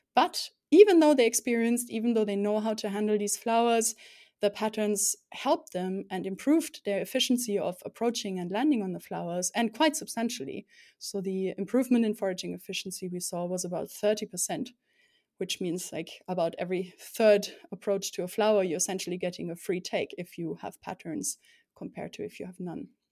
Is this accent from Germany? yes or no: yes; Rhineland-Palatinate, Germany; now in Konstanz, Germany; I grew up in the southwest of Germany, um, beautiful Palatinate it's called.